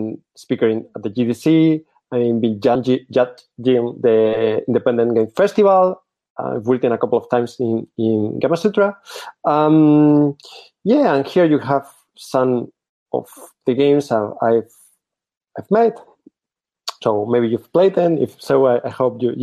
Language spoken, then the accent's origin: English; Spain; English is a second language; also born or lived in Barcelona; I'm from Spain, currently living in Barcelona.